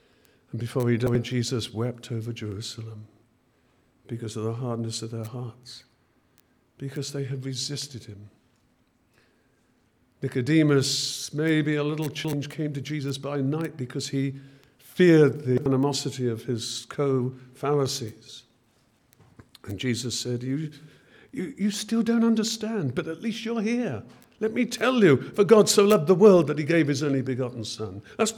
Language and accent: English; England, United Kingdom; born there; of course I'm a Christian. I was born in Christian England.